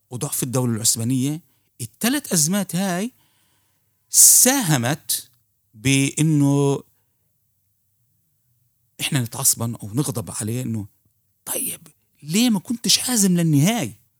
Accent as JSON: {"language": "Arabic", "country": "Palestine", "said": "هاي الاشياء بنبدا نفهمها احنا كفلسطينيه"}